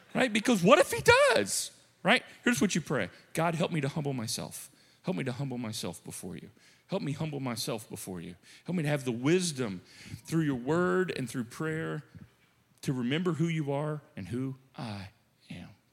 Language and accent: English; United States; as American Christians, modern Christians